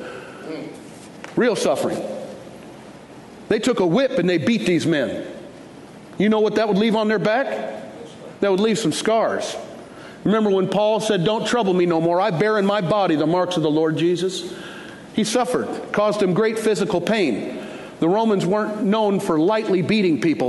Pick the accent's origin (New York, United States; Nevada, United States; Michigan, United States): Michigan, United States; Detroit; now in Fort Worth, United States; I grew up in Detroit